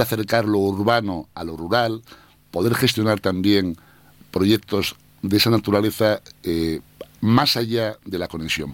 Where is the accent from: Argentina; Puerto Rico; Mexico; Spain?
Spain; Asturias; moved away; como asturiano